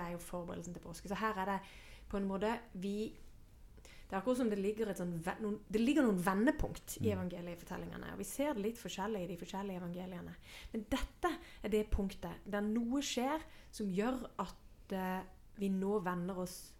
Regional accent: Sørlandet, Norway; jeg vokste opp med eh, På Sørlandet så er det jo sånn sørlendinger blir helst på Sørlandet

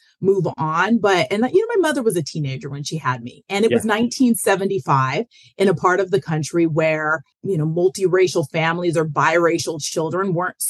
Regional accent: Denver, Colorado, United States; my hometown of Denver

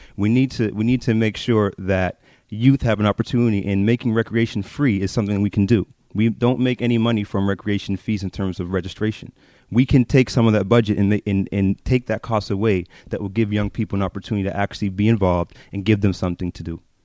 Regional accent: Halifax, Nova Scotia, Canada; I grew up in North End of Halifax, uh, my whole life

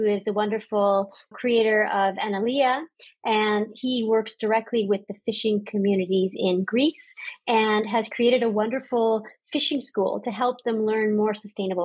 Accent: Canada; my home country of Canada

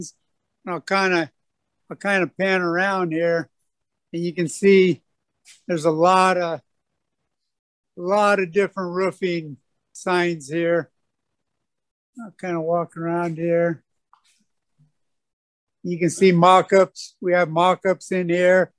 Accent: California, United States; moved away as an adult; also born or lived in Hawaii; now in Florida, United States; I grew up in California

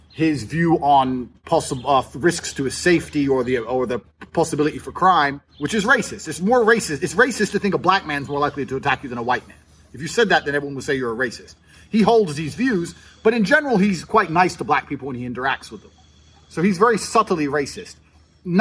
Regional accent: United States; also born or lived in England; now in Romania; I was born in America. I've got an American passport

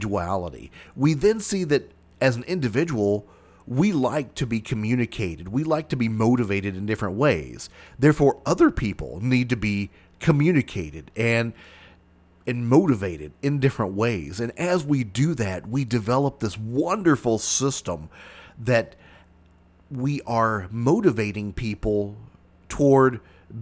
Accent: Mayfield, Kentucky, United States; Even though I live south of that, I call that my hometown because that's where my high school was at.

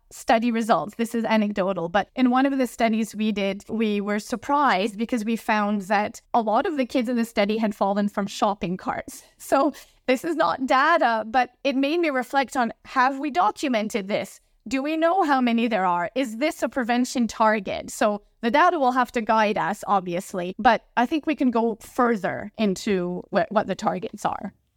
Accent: Canada; I'm from Canada, so there's a lot of hockey here, ice hockey.

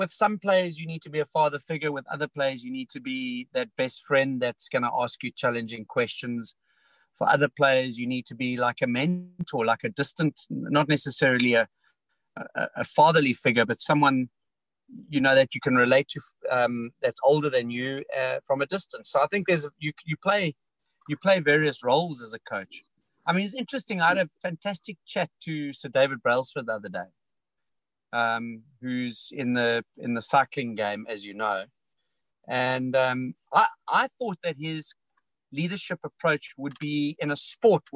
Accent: South Africa; I came from a rugby and cricket background as a South African

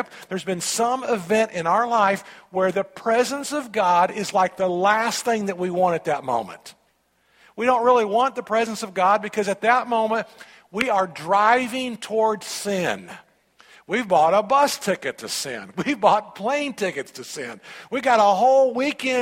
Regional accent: United States; us as American Christians

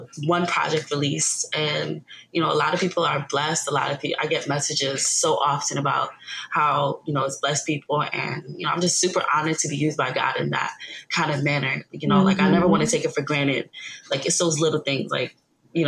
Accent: New York, United States; I'm originally from New York.

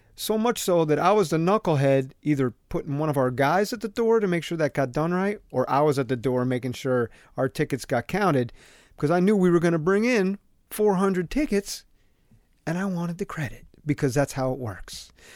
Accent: Southern Connecticut, United States; me growing up in Southern Connecticut

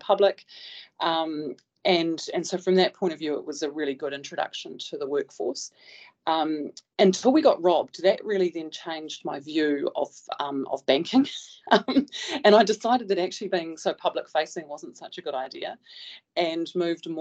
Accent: West Coast, New Zealand; moved away as an adult; I'm a dairy farmer's daughter from the West Coast.

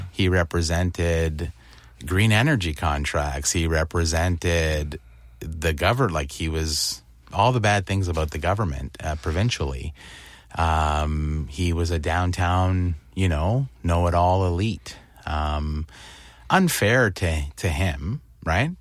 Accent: Windsor, Ontario, Canada; I grew up in Windsor

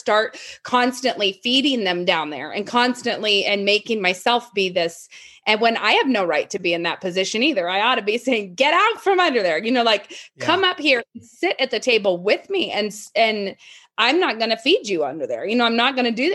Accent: Moscow, Idaho, United States; I live in Moscow, Idaho. I was born in Moscow, Idaho. And I think I probably live the furthest I've ever lived away from where I was born right now, which is like 5 miles away from where I was born

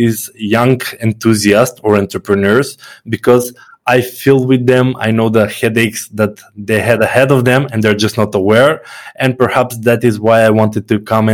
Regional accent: North Macedonia; I come from Macedonia. It's a very small country

